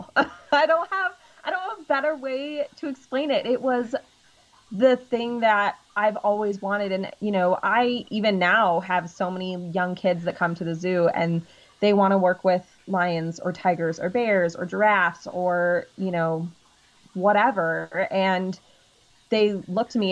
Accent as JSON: {"language": "English", "region": "Illinois", "country": "United States", "tie": "born or raised there", "said": "Yeah, I grew up in Illinois. So I'm originally from Illinois."}